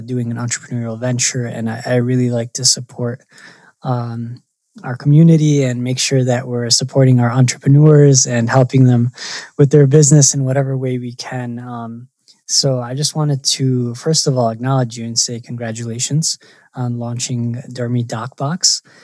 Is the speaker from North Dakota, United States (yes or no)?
no; Michigan, United States; I'm from Michigan